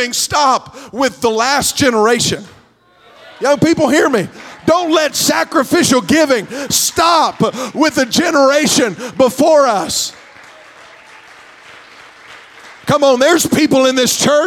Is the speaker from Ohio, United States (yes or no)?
yes; Morgan County, Ohio, United States; also born or lived in McConnelsville, Ohio; I'm from Moco